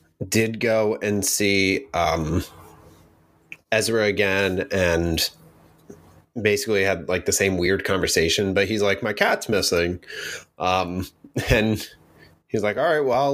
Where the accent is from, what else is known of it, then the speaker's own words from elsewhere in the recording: New Jersey, United States; We come from Jersey where you get real tomatoes here